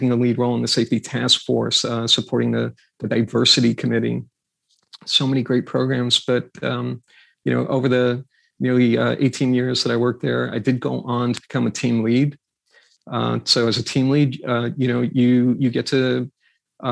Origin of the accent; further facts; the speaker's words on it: New York, United States; I grew up in New York